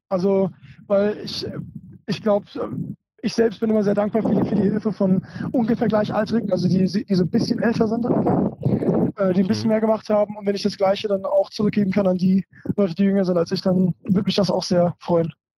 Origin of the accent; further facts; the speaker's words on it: Germany; bin auf jeden Fall hier in, in, Deutschland geboren, aber wenn man so bilingual oder fast so trilingual aufwächst